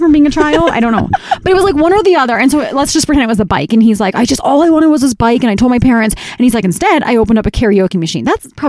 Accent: United Kingdom; I'm the Brit to the Brit and Wit, though.

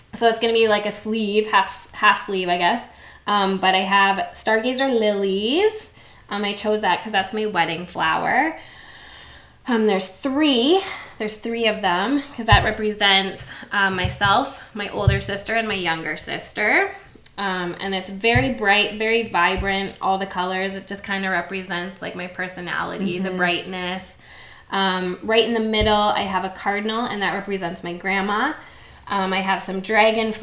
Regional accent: London, Ontario, Canada; also born or lived in Windsor, Ontario / Brantford, Ontario; I grew up in London, Ontario

